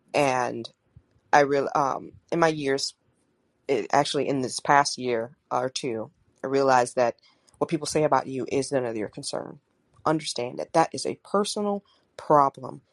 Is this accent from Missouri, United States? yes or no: yes; St. Louis, Missouri, United States; I was born in St. Louis